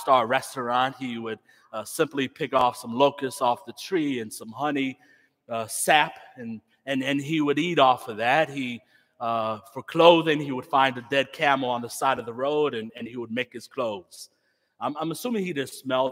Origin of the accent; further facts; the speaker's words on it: Chicago, Illinois, United States; I grew up in Humble Park, just south of here, with a believing mother and grandmother.